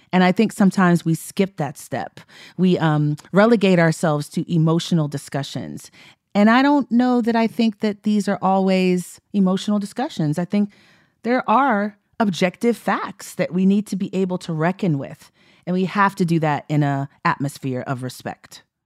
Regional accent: Texas, United States; I'm from Texas

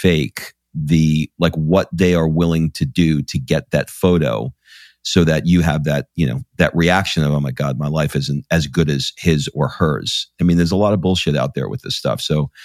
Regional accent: New York City, New York, United States; I grew up in Queens in New York

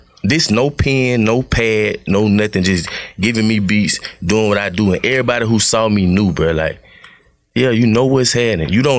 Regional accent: Griffin, Georgia, United States; I'm from Griffin, right?

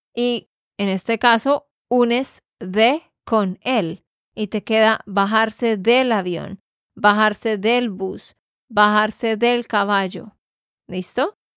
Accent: Santander, Colombia; de Santander, Colombia

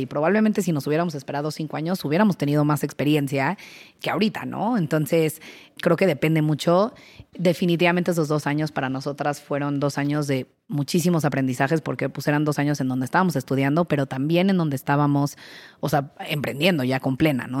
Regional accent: Querétaro, Mexico; moved away as an adult; now in Mexico City, Mexico; yo soy queretana, eh, me vine al DF a estudiar administración, me quedé aquí

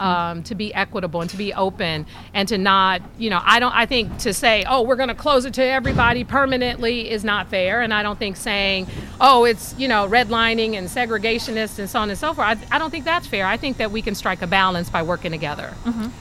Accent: San Francisco, California, United States; growing up in San Francisco

